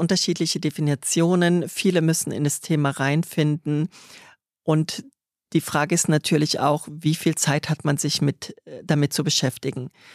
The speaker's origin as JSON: {"language": "German", "town": "Trier", "region": "Rhineland-Palatinate", "country": "Germany", "also_born_or_lived": "Stuttgart", "moved": "yes", "said": "aus Trier, der schönsten und ältesten Stadt Deutschlands, wo ich her bin"}